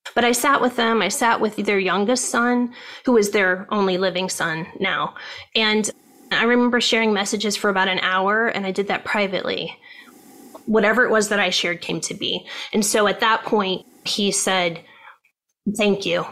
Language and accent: English; Ohio, United States; moved away as an adult; now in California, United States; I grew up in Ohio